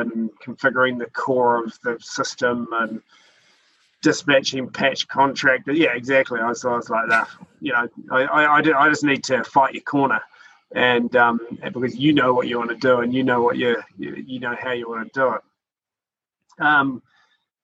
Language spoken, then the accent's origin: English; Christchurch, Canterbury, New Zealand; also born or lived in Auckland; moved back to Christchurch, which is my hometown